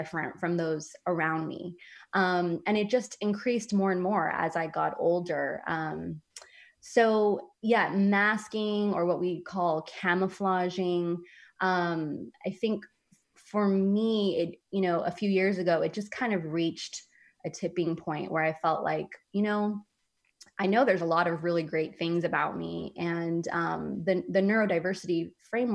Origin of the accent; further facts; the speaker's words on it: San Francisco, California, United States; moved away; I grew up in San Francisco